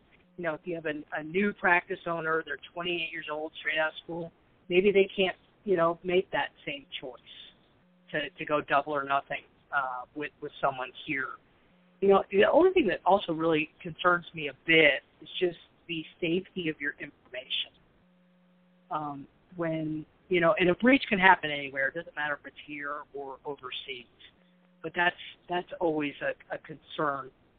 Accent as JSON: {"language": "English", "region": "Vermont", "country": "United States", "said": "And then I go back to Vermont, where I'm from, and people say, boy, you don't sound like you're from up here."}